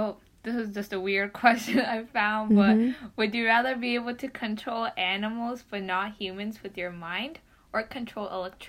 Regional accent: Dallas, Texas, United States; I was born in Dallas.

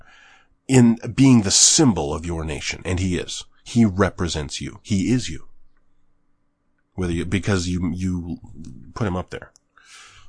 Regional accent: Canada; I'm Canadian. I'm Canadian.

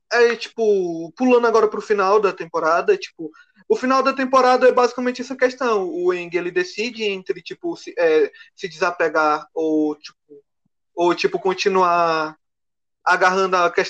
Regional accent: Teresina, Piauí, Brazil; Eu também sou da Zona Sul, cara.

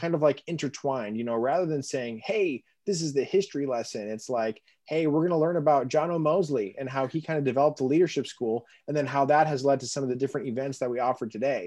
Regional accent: Colorado, United States; now in Chicago, United States; I'm originally from Colorado

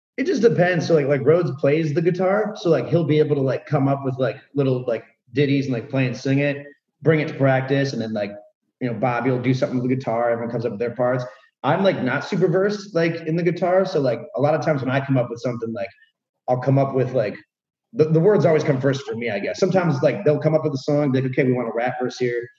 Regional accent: Cleveland, Ohio, United States; we're from Cleveland, like the Midwest

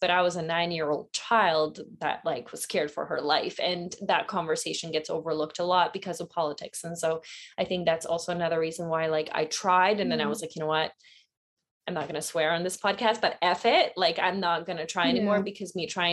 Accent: Bosnia & Herzegovina; moved away; I was born in Bosnia during that war.

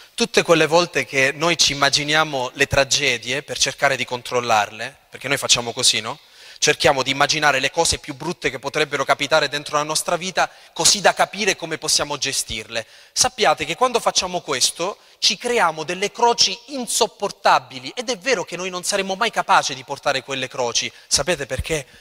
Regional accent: L'Aquila, Abruzzo, Italy; io vengo dall'Aquila e ho sperimentato la tragedia del terremoto dell'Aquila

